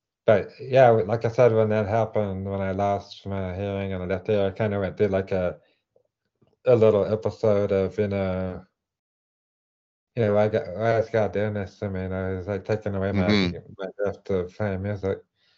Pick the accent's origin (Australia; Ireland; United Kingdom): United Kingdom; England; accent: English; okay, well, I'm from England."